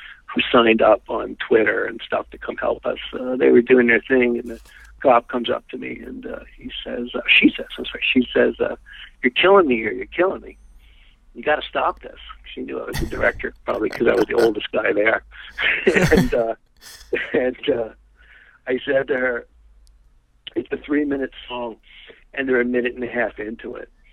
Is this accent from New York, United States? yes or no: yes; New York City, New York, United States; I'm a New Yorker. I'm born and raised